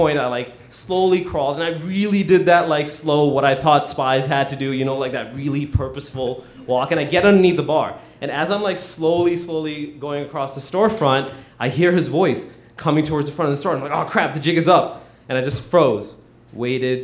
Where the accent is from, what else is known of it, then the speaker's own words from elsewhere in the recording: Hyderabad, Telangana, India; I was born in Hyderabad, which is a very congested town in South India, about the size of Boston.